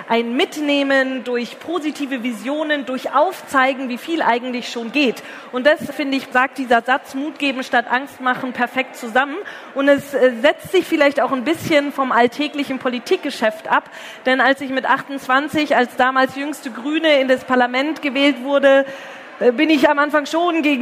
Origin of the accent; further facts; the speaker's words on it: Herrsching am Ammersee, Bavaria, Germany; eine Anti-Nazi-Demo in Hersching am Ammersee zu organisieren, wo ich herkomme